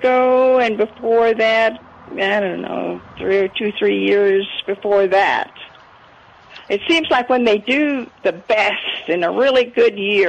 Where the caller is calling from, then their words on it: San Antonio, Texas, United States; I am in San Antonio at 35 and 1604 in that area. Right close, actually, I'm a mile from Milberger's.